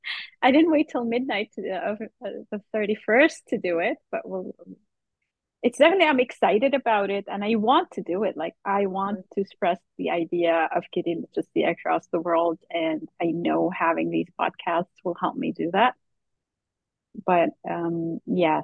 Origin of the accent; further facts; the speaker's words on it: Lebanon; now in Canada; I was born in Lebanon and raised in Lebanon